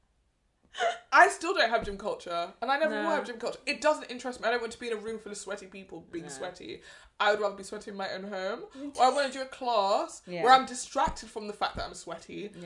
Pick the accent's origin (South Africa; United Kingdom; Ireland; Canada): United Kingdom; I am a black British, I have grown up with people who are the descendants of African immigrants